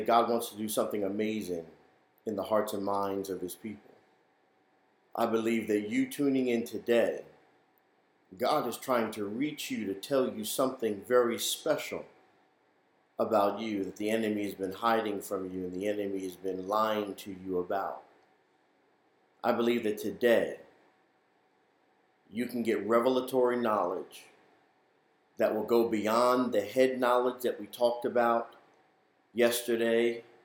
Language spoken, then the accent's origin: English; New York City, New York, United States; moved away; growing up in New York, going to church there in the Bronx